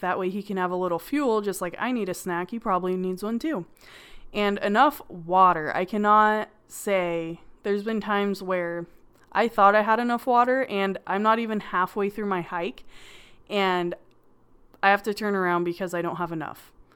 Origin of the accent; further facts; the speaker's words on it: California, United States; I'm from California and there's a lot of beaches